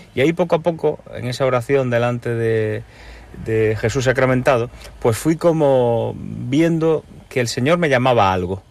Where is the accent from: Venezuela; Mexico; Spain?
Spain; Galicia; also born or lived in Cuba; Y soy nacido en Cuba y criado en Galicia.